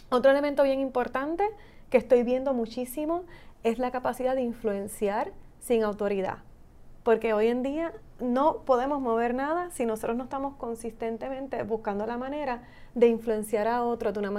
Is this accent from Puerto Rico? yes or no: yes; Puerto Rico